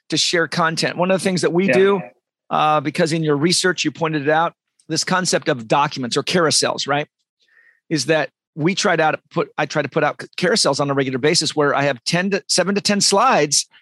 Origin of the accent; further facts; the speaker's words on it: Olympia, Washington, United States; moved away; also born or lived in San Diego, California; I'm from Olympia, Washington in the United States. I lived in San Diego.